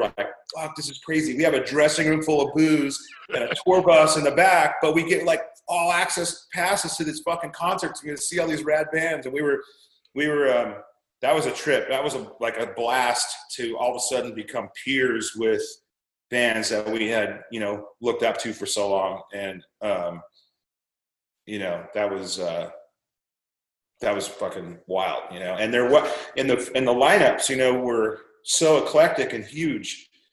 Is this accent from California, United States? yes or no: yes; Anaheim, California, United States; we grew up in Anaheim